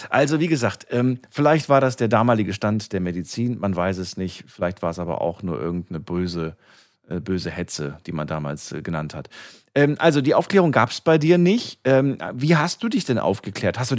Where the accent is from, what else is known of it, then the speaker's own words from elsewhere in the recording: Neustadt, Germany; Wo, wo, wo kommst du her? Aus welcher Ecke? Neustadt. Aus Neustadt.